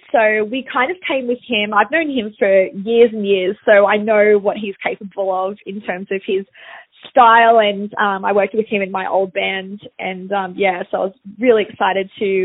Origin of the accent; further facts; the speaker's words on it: Sydney, New South Wales, Australia; back in my hometown